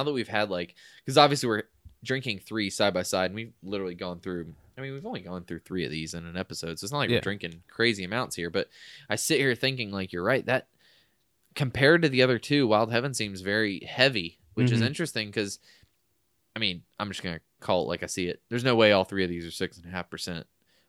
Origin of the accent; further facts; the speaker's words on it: Forsyth, Georgia, United States; I'm from Forsyth. I'm incoming here in Georgia. Yes, that is the name of the city.